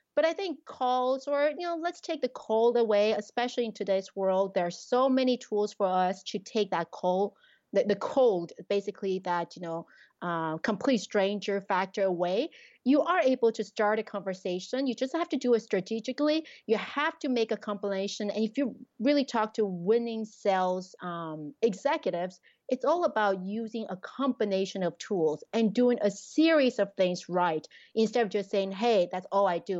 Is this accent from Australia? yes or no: no; Taiwan; also born or lived in Quebec, Canada; now in Canada; I grew up in Taiwan